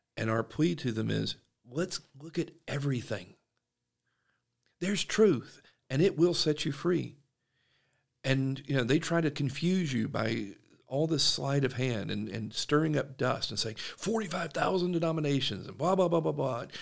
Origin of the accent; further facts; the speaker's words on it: South Georgia, United States; now in Utah, United States; I'm from South Georgia